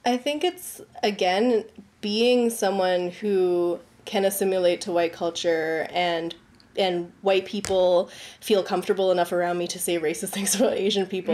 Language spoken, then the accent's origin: English; Richmond Hill, Ontario, Canada; growing up in Richmond Hill